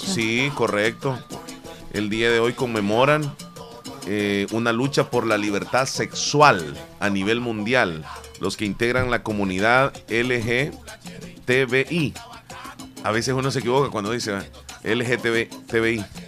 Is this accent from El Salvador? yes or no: yes; El Salvador; Yo soy cuscatleco, soy salvadoreño, no me gusta que me digan guanaco